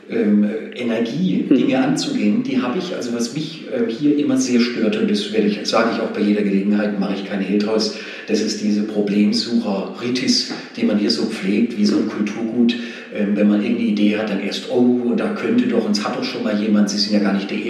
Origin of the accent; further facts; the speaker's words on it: Nöttingen, Baden-Württemberg, Germany; also born or lived in Pforzheim; Genau, richtig.